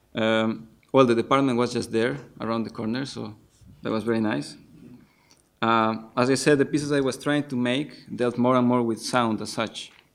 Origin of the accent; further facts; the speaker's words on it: Ecuador; moved away as an adult; now in Netherlands; I studied composition informally for some years in my home country, in Ecuador